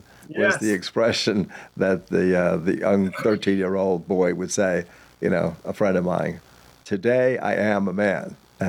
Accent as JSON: {"language": "English", "area": "Long Island", "region": "New York", "country": "United States", "tie": "born or raised there", "said": "I went to several, maybe 8, 10 bar mitzvahs when I was growing up in Long Island."}